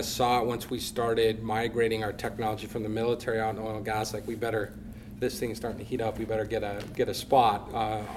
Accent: Hillsboro, North Dakota, United States; I am from just outside of Hillsborough, North Dakota

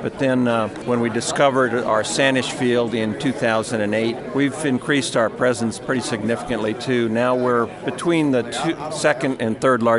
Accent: Rapid City, South Dakota, United States; now in Denver, United States; I'm from Rapid City, South Dakota. My family still lives in Rapid City. I live in Denver now, but I get back periodically.

